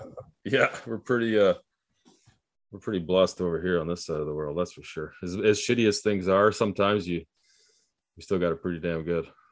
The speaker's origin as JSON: {"language": "English", "country": "Canada", "said": "as an Canadian"}